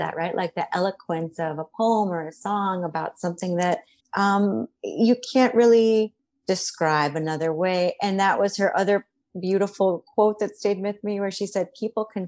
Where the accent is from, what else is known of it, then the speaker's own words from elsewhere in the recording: Miami, Florida, United States; moved away; I grew up in Miami, Florida